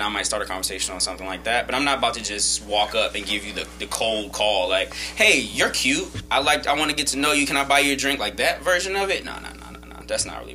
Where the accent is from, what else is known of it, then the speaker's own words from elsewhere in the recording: Guam; I was born in Guam